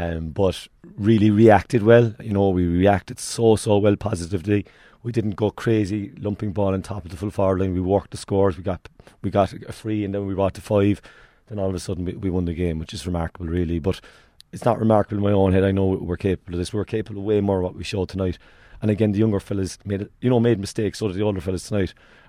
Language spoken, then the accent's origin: English; Clonakilty, Munster, Ireland; I'm from Clonakilty myself. I know, like, Clon will be a football-orientated club. It always has been.